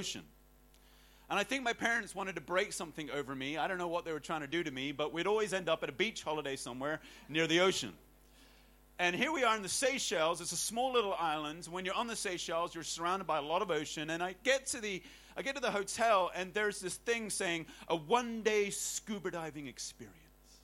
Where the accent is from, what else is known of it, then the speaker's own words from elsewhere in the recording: Hong Kong; growing up in Hong Kong